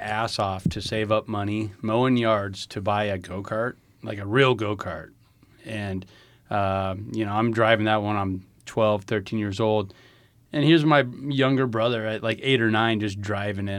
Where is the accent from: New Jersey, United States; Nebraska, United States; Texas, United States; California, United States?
Nebraska, United States; Lynch; I grew up in a real small town in northeast Nebraska by the name of Lynch